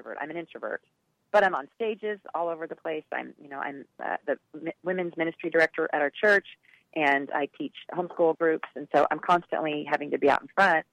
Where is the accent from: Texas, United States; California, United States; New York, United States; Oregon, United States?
Oregon, United States; Portland; moved away; I'm originally from Portland